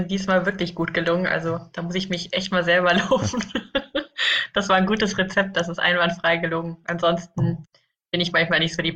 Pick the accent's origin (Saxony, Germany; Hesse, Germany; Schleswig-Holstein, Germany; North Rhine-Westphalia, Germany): North Rhine-Westphalia, Germany; Winterberg; Ähm, ich komme gebürtig aus Winterberg und habe da die ersten 20 Jahre meines Lebens auch verbracht